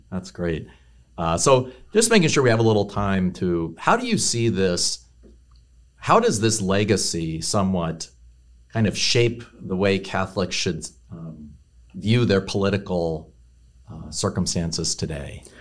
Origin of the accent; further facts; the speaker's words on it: Carroll County, Maryland, United States; I grew up in Maryland. I grew up in Carroll County